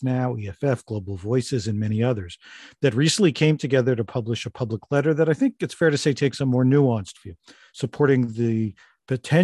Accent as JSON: {"language": "English", "country": "Canada", "said": "as a Canadian"}